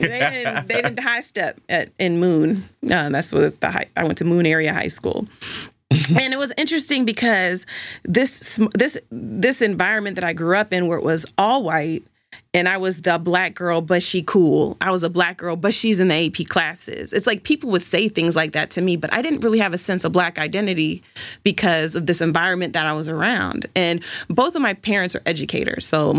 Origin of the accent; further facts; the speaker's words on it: Pennsylvania, United States; also born or lived in Michigan; I was born in Michigan, moved around a lot as a kid. I went to 3 different elementary schools and landed in Pennsylvania outside of Pittsburgh in some suburb